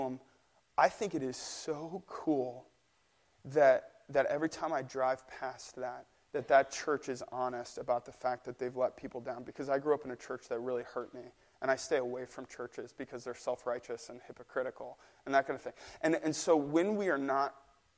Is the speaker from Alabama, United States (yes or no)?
no; St. Louis, Missouri, United States; moved away; I'm from St. Louis, Missouri. That's where my family's from. So I only make it back to St. Louis once or twice a year